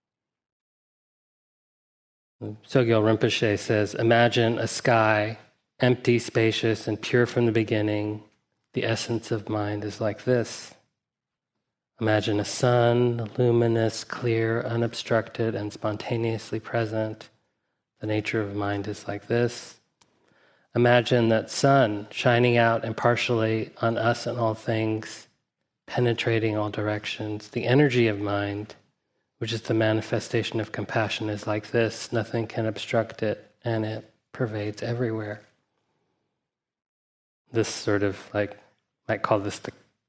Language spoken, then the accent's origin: English; Huntsville, Alabama, United States; I grew up in Huntsville, Alabama